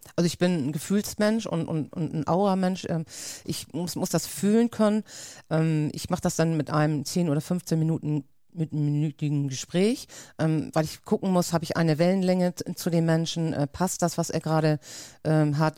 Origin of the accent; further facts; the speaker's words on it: Schleswig-Holstein, Germany; accent: norddeutsch; also born or lived in Lübeck; ich komme aus Schleswig-Holstein, liegt ja ganz dicht bei Hamburg